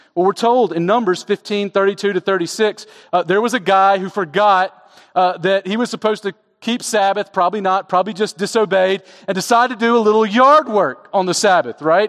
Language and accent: English; Southeast, United States; When I was growing up in the Southeast